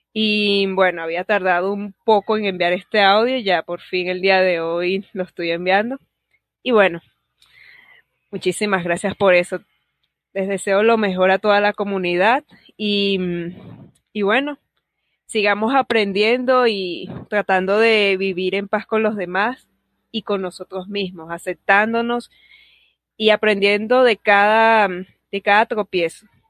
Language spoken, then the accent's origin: Spanish; Venezuela; soy de Venezuela